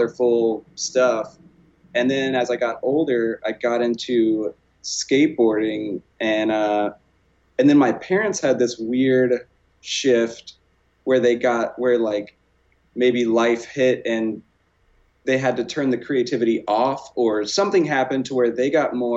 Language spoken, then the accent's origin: English; small town outside of Houston, Texas, United States; moved away as an adult; I'm from Texas. I just moved out here. I'm from like a really small town outside of Houston